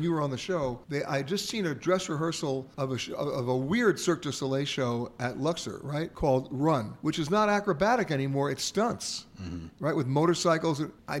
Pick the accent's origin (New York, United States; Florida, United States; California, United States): New York, United States; when I was growing up in New York, we lived on the 13th floor in an apartment.